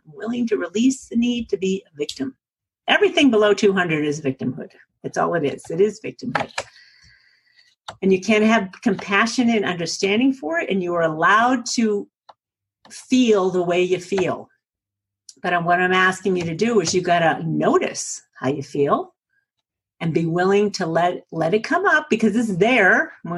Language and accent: English; New England, United States; accent: New England; now in Colorado, United States; my New England accent? I am from New England originally, you guys. But I live in Colorado outside of Aspen